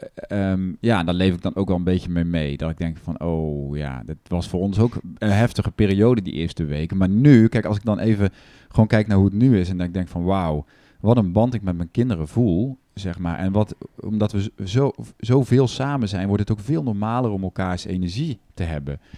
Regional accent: Netherlands; we dus als Nederlanders

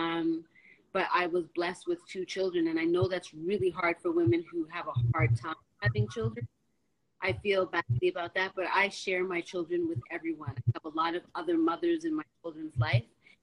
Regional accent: Toronto, Ontario, Canada; moved away as an adult; also born or lived in California; I'm from Toronto. I'm not from the States, but there I was living.

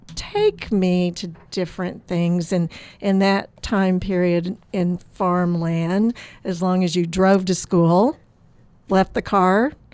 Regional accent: Oklahoma, United States; now in Florida, United States; No, I am not from Florida, although I've lived here for a long time now. I grew up on an Oklahoma farm.

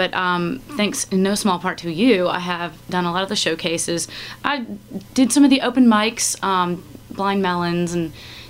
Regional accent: Atlanta, Georgia, United States; moved away; also born or lived in Virginia; Atlanta proper is my hometown.

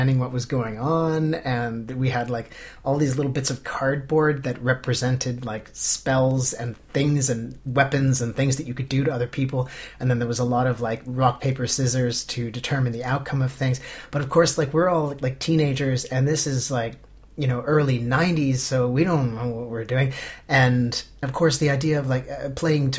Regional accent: Canada; moved away as an adult; now in Finland; I grew up in Canada and then went to university

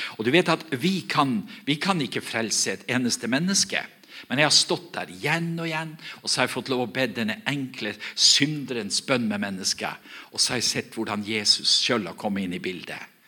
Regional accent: Herøy, Nordland, Norway; Der jeg kommer ifra, så, jeg kommer ifra en, en, kommune som heter Herøy kommune.

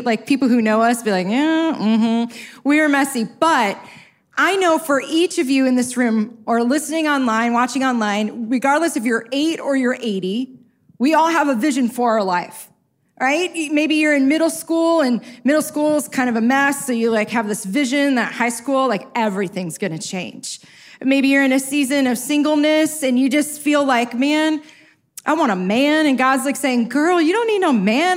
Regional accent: Chicago, Illinois, United States; I'm from South Side Chicago

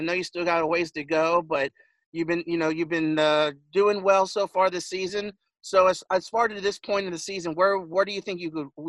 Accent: Las Vegas, Nevada, United States; Now, growing up in Las Vegas, we all know the Bush brothers, Kurt and Kyle, who are also from Las Vegas as well.

